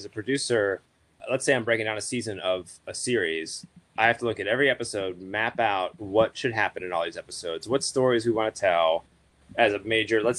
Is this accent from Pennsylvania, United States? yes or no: yes; Pittsburgh, Pennsylvania, United States; moved away; I am from Pittsburgh originally